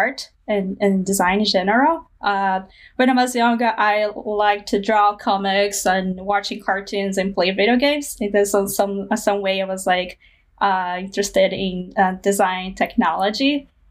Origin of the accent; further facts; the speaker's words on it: Mato Grosso, Brazil; moved away; I grew up like in Mato Grosso, which is pretty far from these communities. So my hometown was in the central west of Brazil